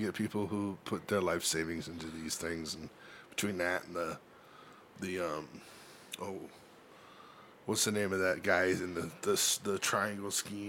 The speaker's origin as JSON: {"language": "English", "town": "Staten Island", "region": "New York", "country": "United States", "said": "I'm from Staten Island, dude."}